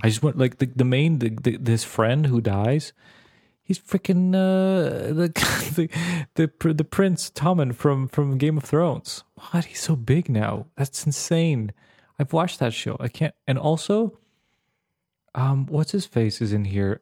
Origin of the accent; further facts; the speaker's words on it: Serbia; moved away; I grew up in the Balkans